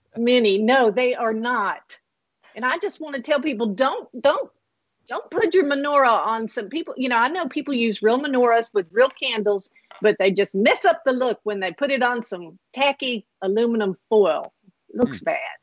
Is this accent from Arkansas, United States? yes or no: yes; Blytheville, Arkansas, United States; growing up in Blytheville, Arkansas